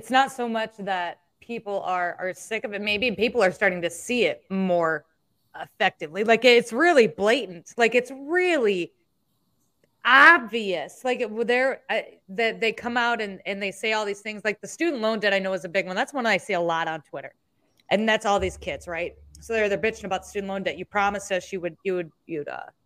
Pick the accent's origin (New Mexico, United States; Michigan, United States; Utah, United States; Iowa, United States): Iowa, United States; I'm from Iowa